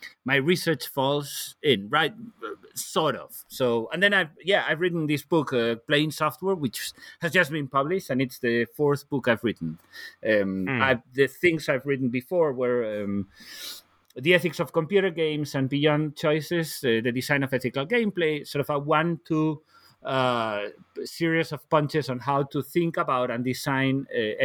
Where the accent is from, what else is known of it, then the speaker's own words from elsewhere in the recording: Galicia, Spain; English is a second language; moved away as an adult; now in Copenhagen, Denmark; I'm originally from Spain, from the northwest of Spain. So I'm Galician